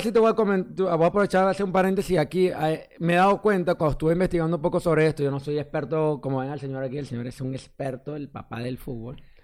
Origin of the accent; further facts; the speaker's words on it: Venezuela; moved away; como migrante, nosotros en estos casos nos juntamos con venezolanos